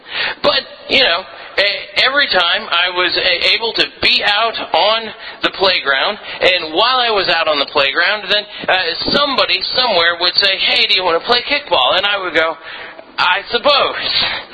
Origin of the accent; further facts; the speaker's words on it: Philippines; a lot of you know that I was raised in the Philippines as a missionary kid, and a lot of my stories and my sermons come from